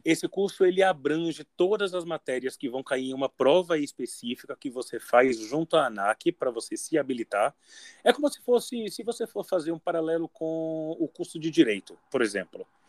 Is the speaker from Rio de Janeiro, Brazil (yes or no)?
no; Salvador, Bahia, Brazil; eu sou de Salvador